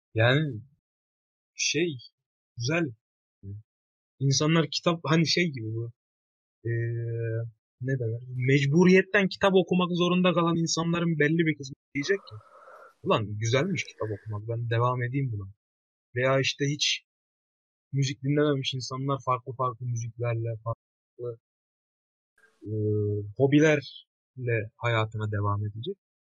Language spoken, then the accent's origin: Turkish; Maraş, Kahramanmaraş, Turkey; also born or lived in Kayseri; ben Maraşlıyım